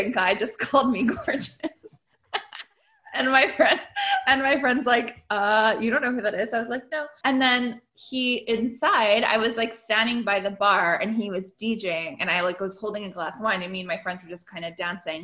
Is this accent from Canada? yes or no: yes; Canada; I'm Canadian.